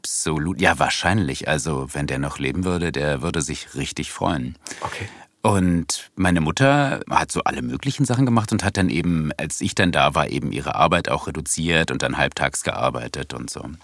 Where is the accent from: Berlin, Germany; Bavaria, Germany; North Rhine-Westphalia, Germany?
Berlin, Germany; In Wilmersdorf, im Gertrauden-Krankenhaus